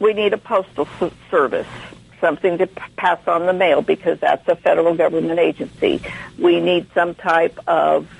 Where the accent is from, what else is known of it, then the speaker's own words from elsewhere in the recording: California, United States; now in Texas, United States; I was raised in California